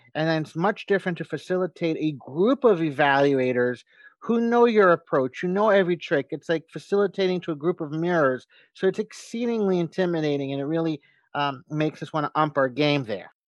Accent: United States; as an American

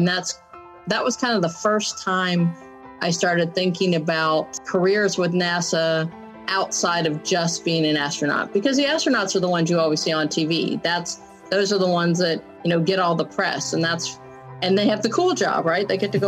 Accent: San Diego, California, United States; Growing up in San Diego is what, you know, helped shape me into the person that I am.

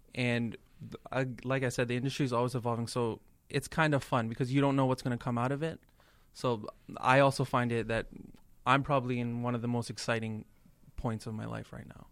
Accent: Toronto, Ontario, Canada; moved away as an adult; also born or lived in India; now in Boston, United States; I'm from Toronto

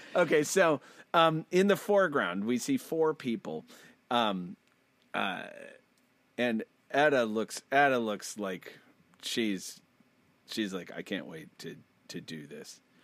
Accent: United States; I'm American

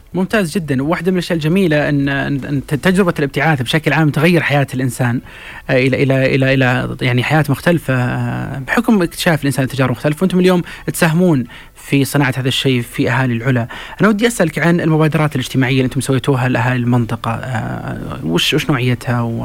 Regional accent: Saudi Arabia; انا كسعودي

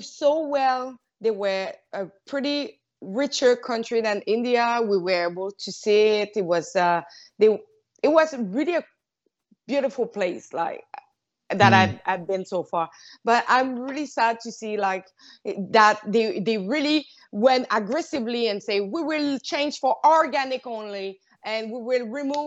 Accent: Quebec City, Quebec, Canada; now in Montreal, Canada; now I'm in Montreal, but I'm from Quebec City

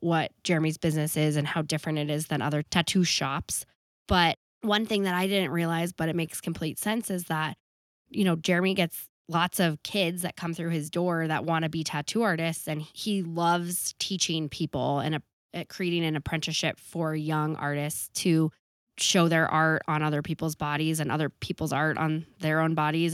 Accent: Boulder, Colorado, United States; I grew up in Boulder

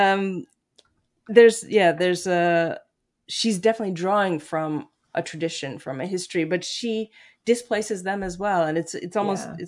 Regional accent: New York, United States; moved away as an adult; I still think of myself as a New Yorker, though I've lived there outside of New York for the last 20 years

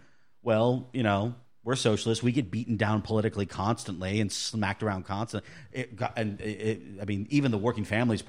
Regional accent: Tallahassee, Florida, United States; I grew up feeling more enfranchised into that process growing up in Tallahassee and having government, you know, lawyer parents

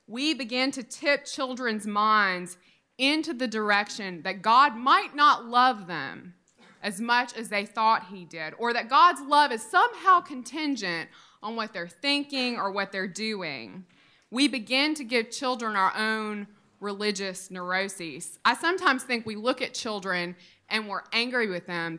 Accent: Mississippi, United States; I grew up in Mississippi in the 1990s

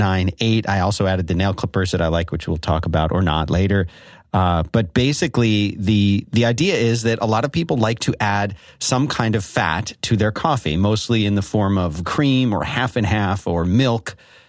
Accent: Philadelphia, Pennsylvania, United States; accent: Philadelphia; Well, I'll say it in my Philadelphia accent.

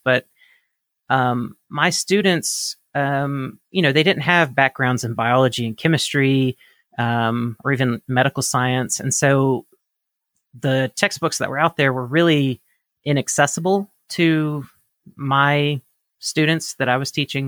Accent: Mississippi, United States; I grew up in Mississippi, the state of Mississippi in the United States

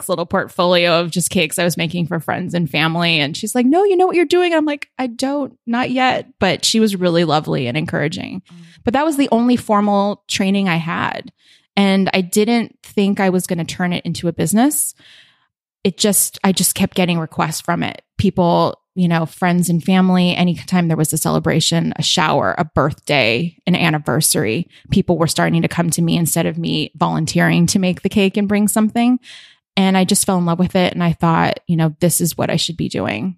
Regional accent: Honolulu, Hawaii, United States; moved away as an adult; also born or lived in Southern California; now in San Francisco, United States; I grew up in Hawaii, in Honolulu. Born and raised, I lived in Southern California for a few years, and then we moved back when I was in late elementary school

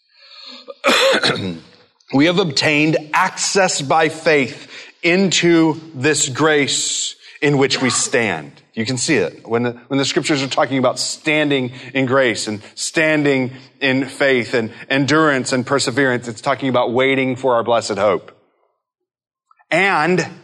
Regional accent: Midwest, United States; growing up in the Midwest and a family that didn't really take travel for vacations

